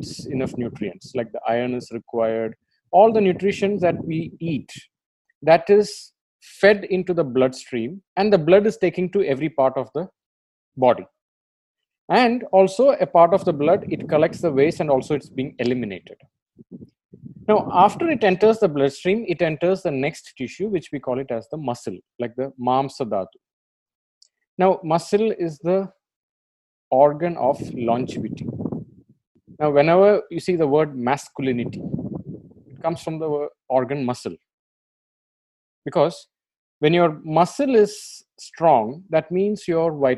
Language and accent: English; India; I'm an Indian and you're an Indian, we can openly say that we live in a sexually confused country